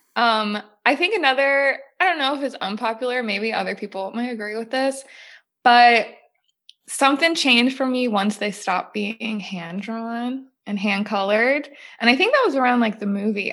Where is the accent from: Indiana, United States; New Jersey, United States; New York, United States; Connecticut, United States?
New Jersey, United States; I grew up in New Jersey